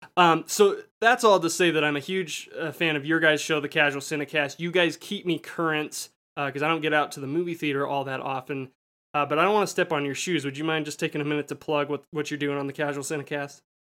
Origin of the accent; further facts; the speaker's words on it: United States; me as an American viewer